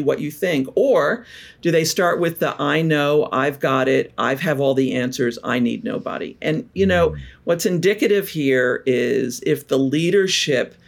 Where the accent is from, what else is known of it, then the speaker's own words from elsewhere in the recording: New York, United States; also born or lived in Bay Area / Seattle / Europe / Asia Pacific; now in Portland, United States; I'm from New York originally, but fell in love with Portland years ago.